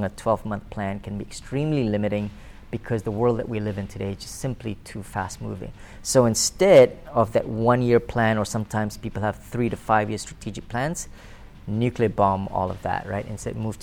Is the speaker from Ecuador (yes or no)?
no; Kuala Lumpur, Malaysia; I was born and bred in Kuala Lumpur, Malaysia